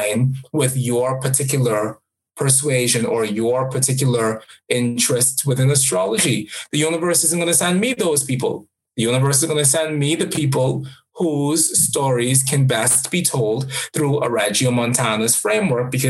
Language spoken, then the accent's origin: English; Jamaica; I am a Jamaican as well